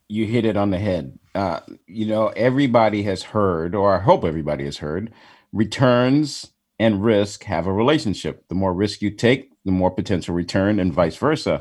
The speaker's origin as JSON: {"language": "English", "town": "Chicago", "region": "Illinois", "country": "United States", "tie": "born or raised there", "said": "I was born in Chicago"}